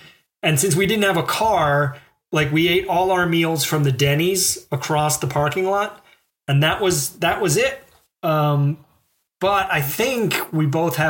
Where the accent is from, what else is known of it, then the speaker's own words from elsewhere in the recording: the South, United States; moved away; also born or lived in Boston; being a Southerner